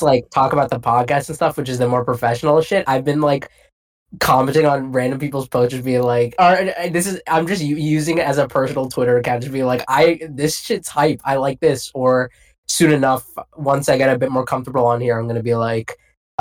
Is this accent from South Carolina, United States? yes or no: no; Boston, Massachusetts, United States; I'm from Boston